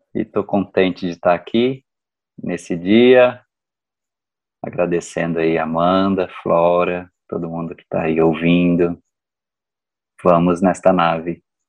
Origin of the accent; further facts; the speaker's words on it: Uberaba, Minas Gerais, Brazil; Eu sou do interior de Minas, Uberaba